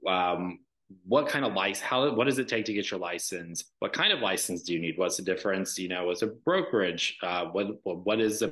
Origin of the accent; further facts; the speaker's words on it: Dallas, Georgia, United States; now in Atlanta, United States; growing up in Dallas, Georgia, which is adjacent to Douglas County